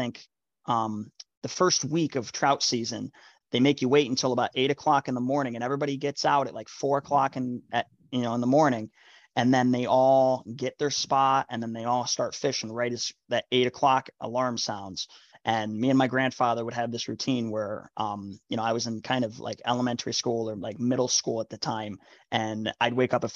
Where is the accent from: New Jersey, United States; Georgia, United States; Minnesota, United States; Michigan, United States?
New Jersey, United States; moved away; I'm actually originally from New Jersey.